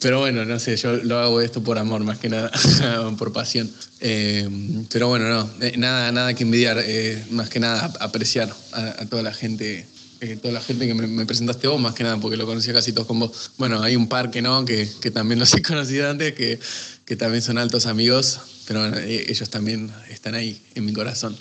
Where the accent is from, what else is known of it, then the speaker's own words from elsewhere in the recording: San Martín de los Andes, Neuquén, Argentina; moved away as an adult; now in Buenos Aires, Argentina; yo nací, me crié hasta los 18 años en, San Martín de los Andes y bueno, por temas de estudio después ya me, me mudé para, para Buenos Aires.